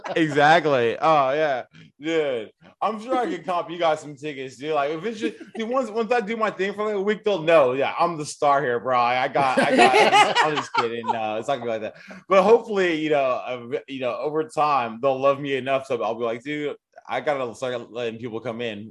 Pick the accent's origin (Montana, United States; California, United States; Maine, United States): California, United States; Newark; also born or lived in Hayward, California; I grew up in Newark, actually, Newark, California